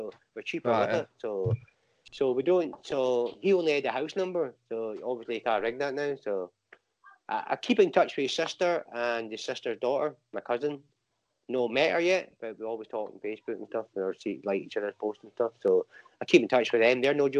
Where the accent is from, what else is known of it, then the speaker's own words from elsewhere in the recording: Banbury, South East England, United Kingdom; born there; I was born in Banbury, Oxfordshire, and my brother was born in Germany.